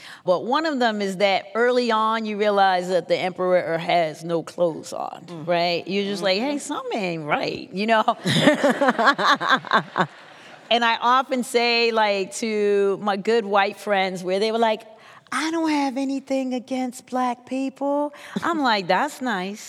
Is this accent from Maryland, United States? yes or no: yes; Baltimore, Maryland, United States; I'm from Baltimore City